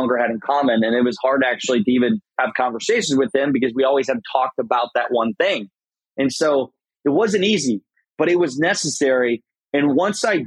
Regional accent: Garnavillo, Iowa, United States; moved away as an adult; I lived in my hometown in Iowa, Garnerville, Iowa, 700 people.

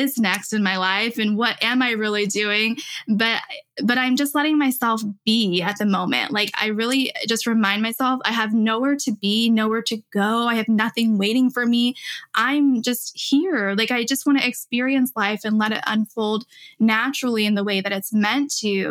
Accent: Illinois, United States; moved away as an adult; I finally did move back home to Illinois last year.

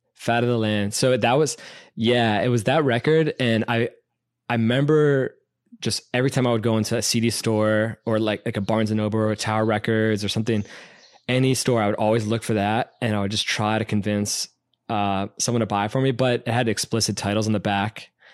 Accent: Burtonsville, Maryland, United States; we live in Burtonsville

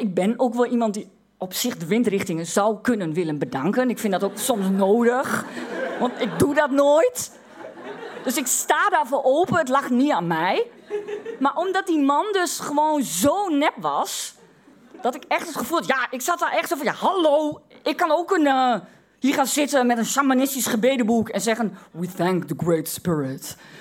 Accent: Twente, Overijssel, Netherlands; omdat ik uit Twente kom.

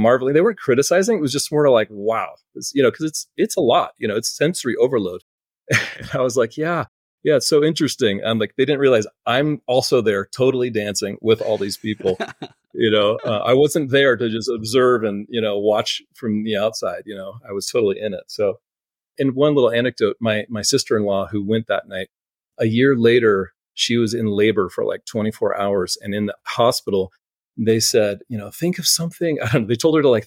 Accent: Palo Alto, California, United States; growing up in Palo Alto, we were close to Shoreline Amphitheater

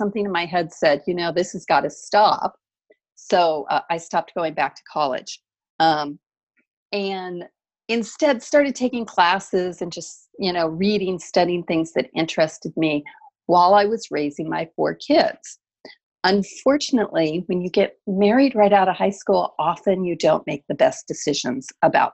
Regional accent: the mountains in Southern California, United States; also born or lived in Seattle, Washington; I actually grew up in the mountains in Southern California. So I grew up in a little tiny town with 300 full-time residents, way up in snow country.

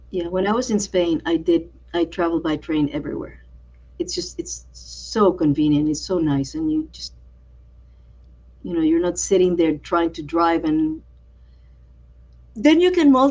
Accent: San Juan, Puerto Rico; moved away; also born or lived in Brooklyn, New York; Like, I grew up around there. That's around where I grew up in Old San

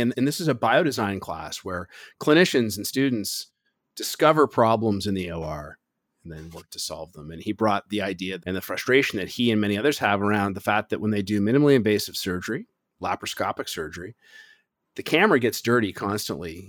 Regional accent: Toronto, Ontario, Canada; moved away; originally, I'm from Toronto

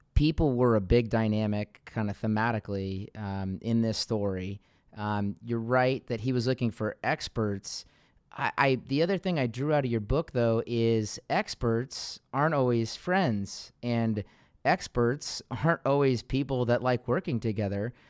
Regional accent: Seattle, Washington, United States; I grew up in Seattle

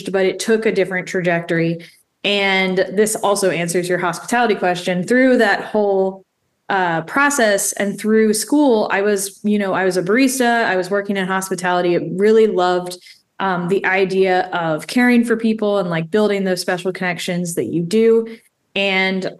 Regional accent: Baltimore, Maryland, United States; also born or lived in Annapolis, Maryland / Lynchburg, Virginia / Richmond, Virginia; So I'm born and raised in Baltimore.

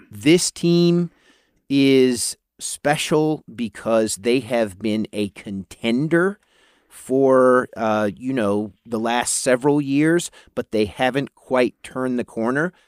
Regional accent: Charlotte, North Carolina, United States; now in San Francisco Bay Area, United States; I am from Charlotte, North Carolina originally

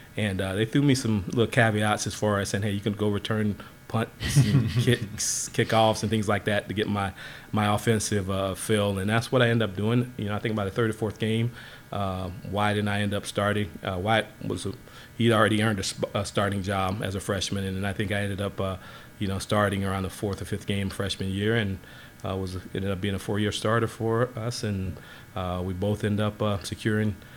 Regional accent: Southport, North Carolina, United States; my hometown of Southport, North Carolina

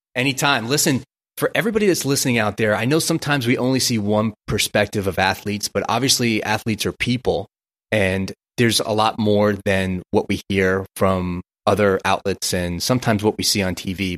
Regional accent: New York, United States; also born or lived in New Jersey; I grew up in Brooklyn, New York

